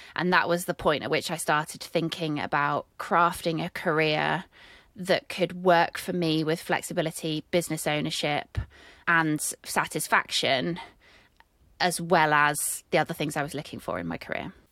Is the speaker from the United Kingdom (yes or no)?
yes; United Kingdom; accent: British; I'm British